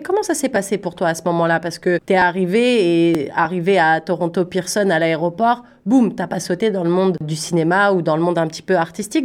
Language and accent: French; Paris, Île-de-France, France; moved away; j'étais de Paris